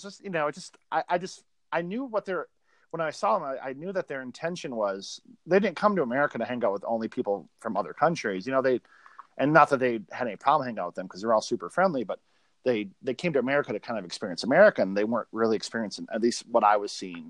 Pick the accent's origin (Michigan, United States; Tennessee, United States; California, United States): Michigan, United States; a small town in; a small town in Michigan